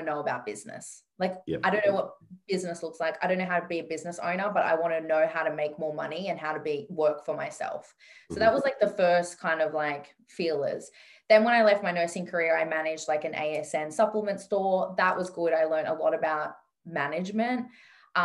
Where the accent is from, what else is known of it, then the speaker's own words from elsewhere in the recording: Sydney, New South Wales, Australia; I grew up in Western Sydney